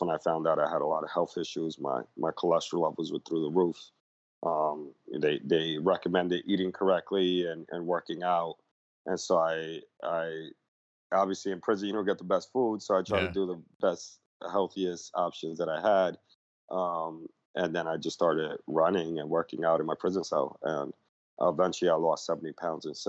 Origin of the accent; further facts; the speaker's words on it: New York City, New York, United States; I grew up in the Lower East Side, 80s, 90s, when it was a very drug infested neighborhood